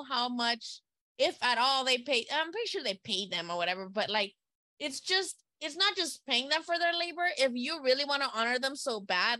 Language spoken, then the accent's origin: English; Nayarit, Mexico; my home state.